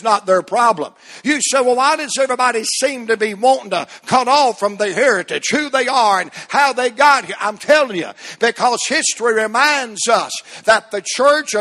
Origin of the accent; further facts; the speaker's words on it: United States; as an American